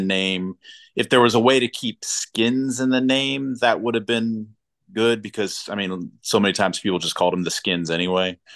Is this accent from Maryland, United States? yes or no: yes; Silver Spring, Maryland, United States; moved away as an adult; growing up in Silver Spring for the most part